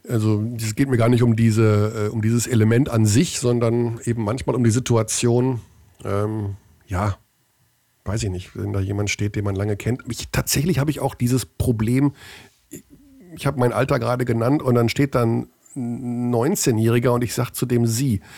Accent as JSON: {"language": "German", "town": "Hagen", "region": "North Rhine-Westphalia", "country": "Germany", "tie": "born or raised there", "said": "in Hagen, in meiner Heimat"}